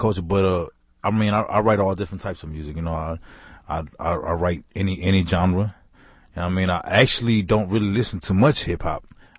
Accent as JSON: {"language": "English", "town": "New York City", "region": "New York", "country": "United States", "moved": "yes", "said": "I'm from Queens, New York, by the way. So hip hop is a part of my culture."}